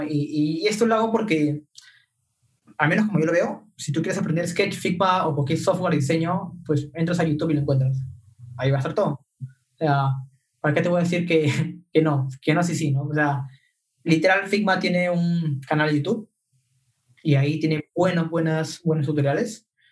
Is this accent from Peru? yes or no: yes; Peru; somos cinco peruanos